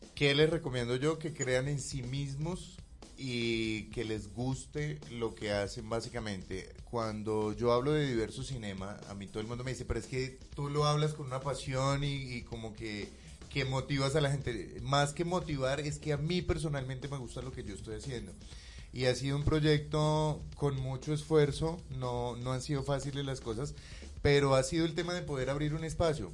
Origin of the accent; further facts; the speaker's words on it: Bucaramanga, Santander, Colombia; moved away; yo soy de Bucaramanga